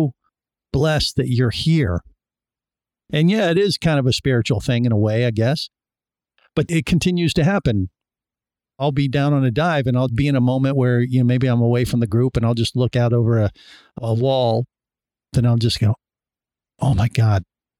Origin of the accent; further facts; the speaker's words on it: Cincinnati, Ohio, United States; I grew up in Cincinnati, Ohio, not necessarily surrounded by the oceans